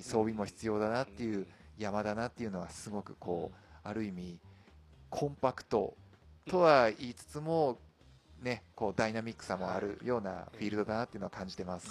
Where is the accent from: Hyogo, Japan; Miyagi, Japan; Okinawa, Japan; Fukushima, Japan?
Fukushima, Japan; born or raised there